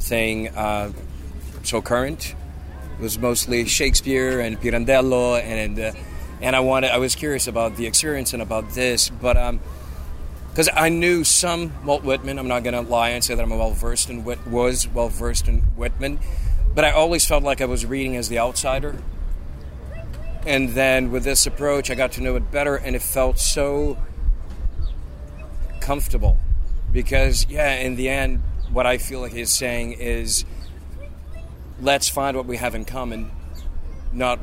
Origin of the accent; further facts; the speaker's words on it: Rio de Janeiro, Brazil; moved away; I'm from Brazil. I was born and raised in Rio de Janeiro.